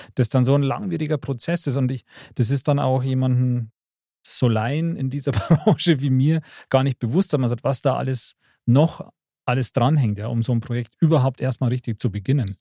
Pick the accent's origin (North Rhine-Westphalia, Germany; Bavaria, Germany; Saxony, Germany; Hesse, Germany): Bavaria, Germany; bei uns in Bayern